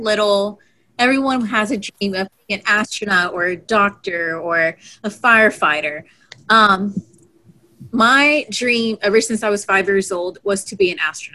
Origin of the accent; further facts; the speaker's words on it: Houston, Texas, United States; growing up in Houston, Texas, I had NASA Johnson Space Center practically